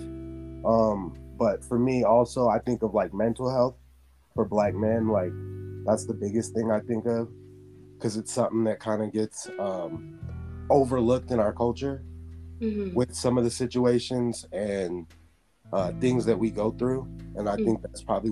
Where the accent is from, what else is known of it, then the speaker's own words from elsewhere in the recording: Salt Lake City, Utah, United States; I'm from Salt Lake City, Utah. Born and raised. I've been here my whole life.